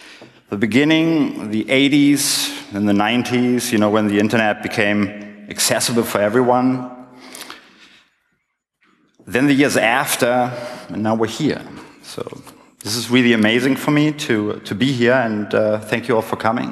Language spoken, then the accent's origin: English; Berlin, Germany; I was born in West Berlin in the 70s